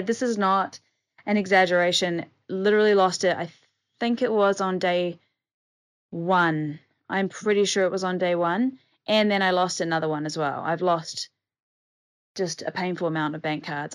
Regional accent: New Zealand; now in Thailand; as a New Zealander

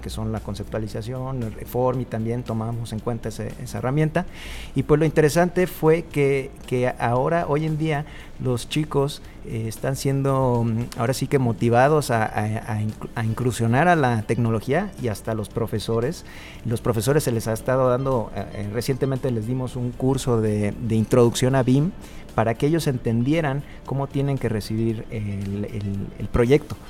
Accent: Cancún, Quintana Roo, Mexico; yo vengo de Cancún

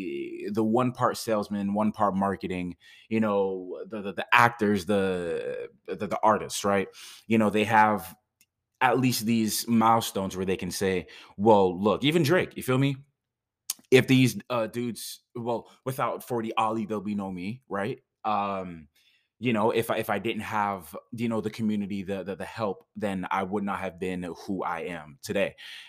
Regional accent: Jamaica; That's my accent wanting to come out most of the time. But it's like, I've gotten so gentrified that most people don't even understand that when it comes to being Jamaican

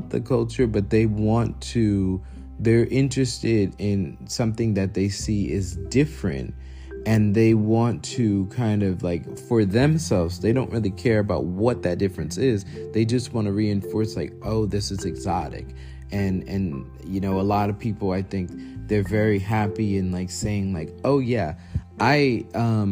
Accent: New York, United States; growing up in New York, we often heard a language that was described as Creole

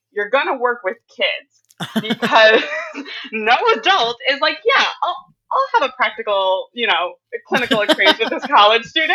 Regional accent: Northern New Jersey, United States; now in Brooklyn, United States; I am originally from Northern New Jersey

